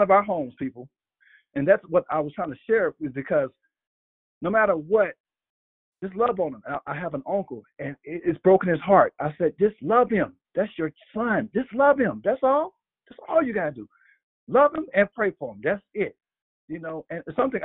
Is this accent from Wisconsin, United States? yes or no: no; Alabama, United States; moved away; I'm visiting my hometown of Alabama